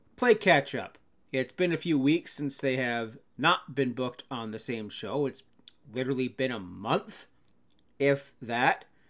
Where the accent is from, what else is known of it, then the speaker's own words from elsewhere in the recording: Canada; I'd be a bad Canadian